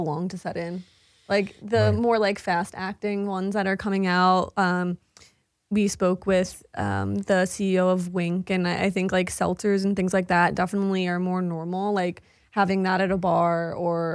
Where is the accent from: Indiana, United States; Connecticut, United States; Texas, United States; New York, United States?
New York, United States; Long Island; moved away; growing up on Long Island